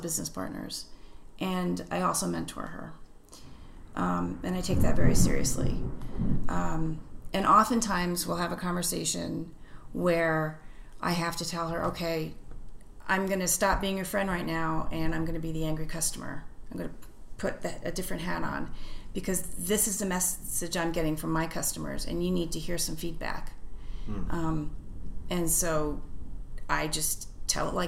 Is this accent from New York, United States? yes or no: yes; New York City, New York, United States; I grew up in New York City